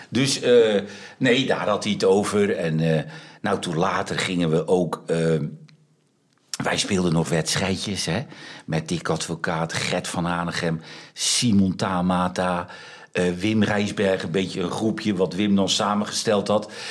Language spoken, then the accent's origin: Dutch; Netherlands; wij zijn Nederlanders